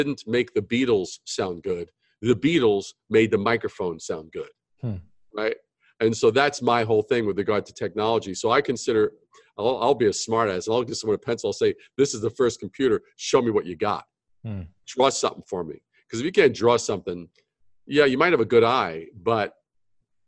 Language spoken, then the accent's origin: English; New York City, New York, United States; born or raised there; also born or lived in Brooklyn / Long Island / Manhattan